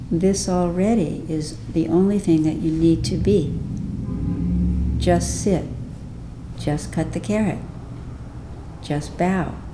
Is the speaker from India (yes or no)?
yes; India; we go, we're from India, we do linear thinking, right?